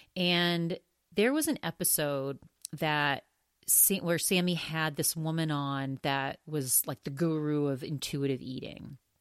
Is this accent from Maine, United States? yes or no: yes; Augusta, Maine, United States; the very last restaurant that he owned where I was really little and kind of grew up in that restaurant, It was an Augusta, Maine.